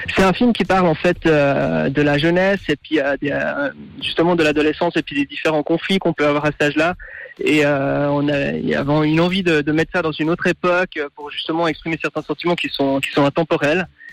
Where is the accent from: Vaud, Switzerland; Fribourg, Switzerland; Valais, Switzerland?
Fribourg, Switzerland; moved away; also born or lived in London / Paris; j'ai grandi à Fribourg, mais j'ai aussi vécu un moment à Londres et à Paris